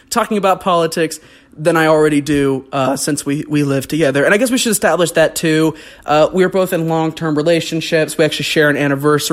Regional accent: North Carolina, United States; also born or lived in Missouri; was part of a Christian homeschool group when my family moved to North Carolina.

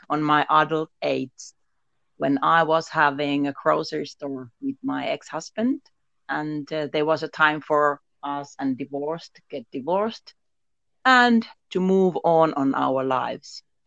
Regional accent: Finland; I am from Finland. I am living here in Finland and now in Lapland, Muonio

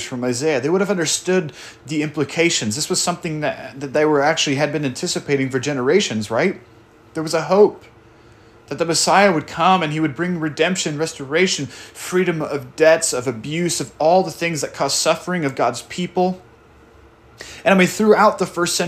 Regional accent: Portland, United States; moved away; my home church that I grew up in Portland

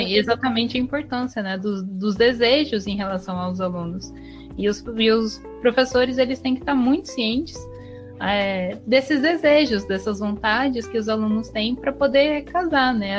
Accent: Campinas, São Paulo, Brazil; Campinas, onde eu nasci

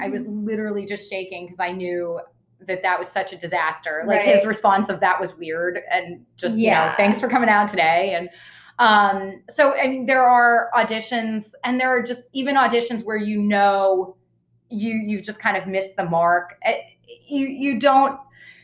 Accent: Boston, Massachusetts, United States; I grew up in Boston and was in Boston

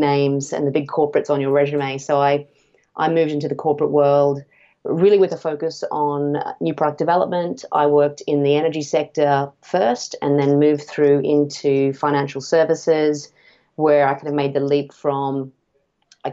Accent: North Queensland, Australia; I grew up in North Queensland in Australia near a region called the Whitsundays

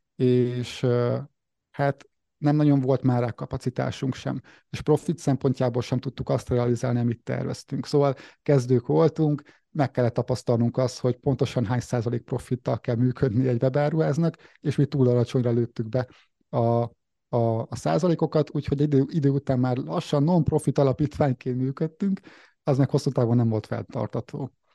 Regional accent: Nyíregyháza, Szabolcs-Szatmár-Bereg, Hungary; 1989-ben születtem március végén, Nyíregyházán láttam meg a napvilágot

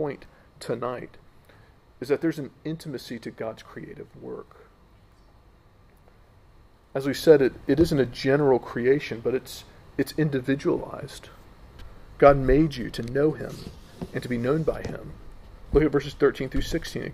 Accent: United States; I'm American

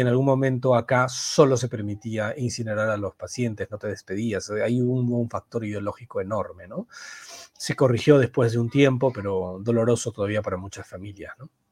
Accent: Peru; nuestra variante peruana

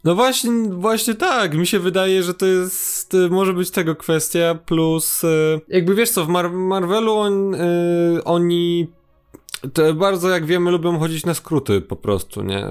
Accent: Kraków, Lesser Poland, Poland; u mnie na Kurdwanowie

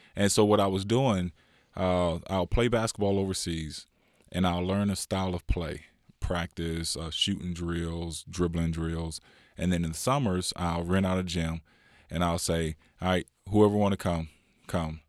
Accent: California, United States; born or raised there; also born or lived in Louisiana

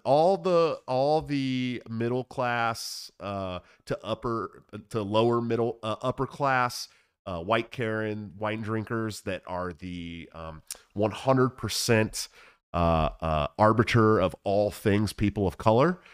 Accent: Oakland, California, United States; I grew up in Oakland

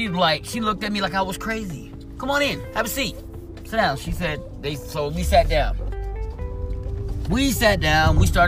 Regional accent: Missouri, United States; born there; I went back home to where I was from. And that would have been Missouri. That's where I'm from. I was born in Missouri. I was born in Missouri, but wasn't raised in Missouri.

